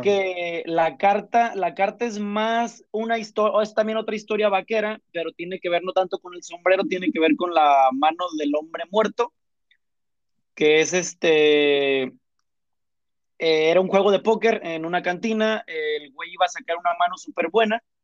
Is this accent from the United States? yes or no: no; Uruapan, Michoacán, Mexico; moved away; yo soy de Michoacán, ¿no? De Ollada Uruapan